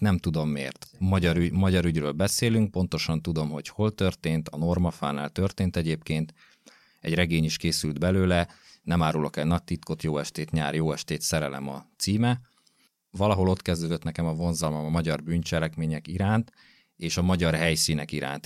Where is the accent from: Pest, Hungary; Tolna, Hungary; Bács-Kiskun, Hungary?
Pest, Hungary; Gödöllő; én gödöllői vagyok, illetve Gödöllön nőttem föl